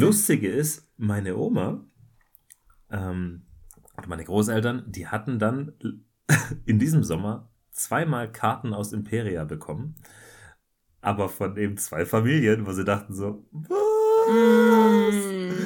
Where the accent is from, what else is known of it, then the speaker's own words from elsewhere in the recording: Germany; als Deutscher